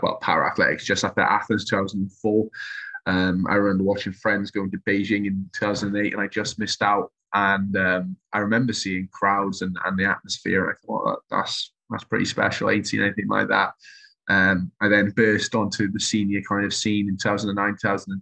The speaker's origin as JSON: {"language": "English", "area": "Welsh", "region": "Wales", "country": "United Kingdom", "said": "being Welsh"}